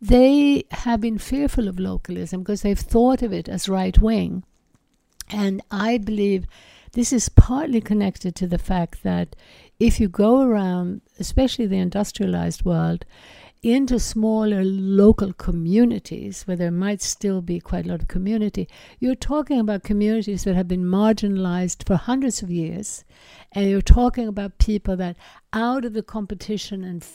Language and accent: English; Sweden; I grew up in Sweden